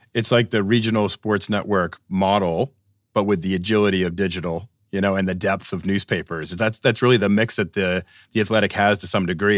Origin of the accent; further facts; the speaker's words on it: Boston, Massachusetts, United States; growing up in Boston